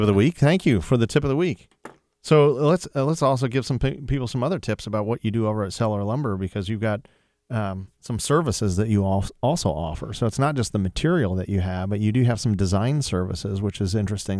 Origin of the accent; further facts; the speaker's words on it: Sylvania, Ohio, United States; moved away; I really enjoyed growing up in Sylvania and being part of Toledo's culture